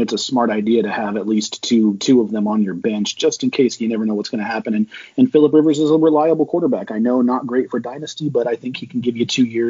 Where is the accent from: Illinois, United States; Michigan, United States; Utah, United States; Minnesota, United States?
Utah, United States; I'm from Utah. I'm a Utah guy.